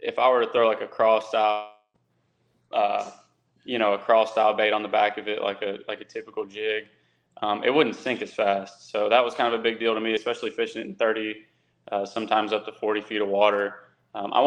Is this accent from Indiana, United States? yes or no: no; Texas, United States; I'm from Texas